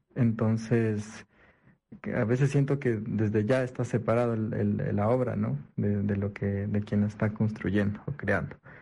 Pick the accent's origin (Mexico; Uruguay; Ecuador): Ecuador